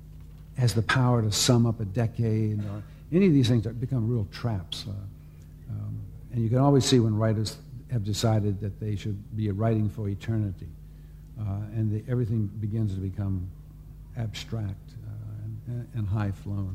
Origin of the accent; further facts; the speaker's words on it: Richmond, Virginia, United States; moved away; I grew up in Richmond, Virginia